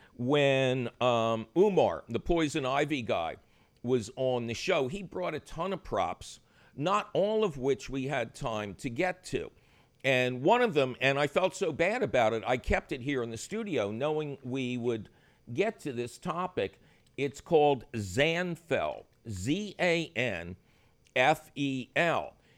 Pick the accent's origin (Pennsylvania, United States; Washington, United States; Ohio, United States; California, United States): Pennsylvania, United States; Philadelphia; I grew up in Philadelphia